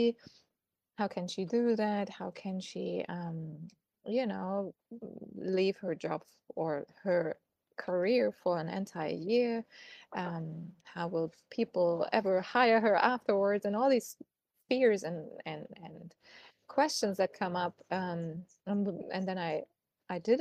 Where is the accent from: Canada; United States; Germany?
Germany; moved away as an adult; also born or lived in Munich; I'm originally from Germany and I used to work as a PR and marketing consultant in an agency back in Munich